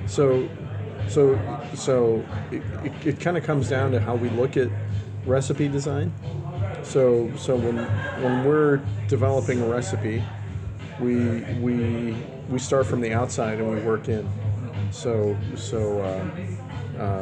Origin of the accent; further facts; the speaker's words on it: Chicago, Illinois, United States; I'm born and raised in Chicago.